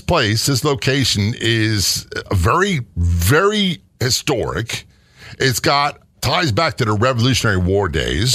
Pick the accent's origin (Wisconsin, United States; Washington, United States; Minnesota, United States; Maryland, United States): Maryland, United States; Saint Mary's County, Southern; Southern Maryland, Saint Mary's County, to be precise, where I spent much my teenage years and also in my thirties and early forties.